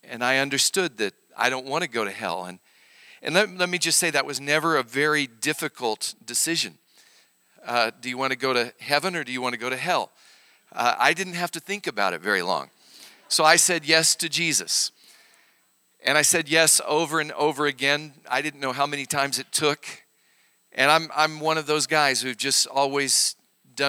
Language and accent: English; Arkansas, United States; now in Oklahoma, United States; I grew up in Arkansas. I'm a real hillbilly.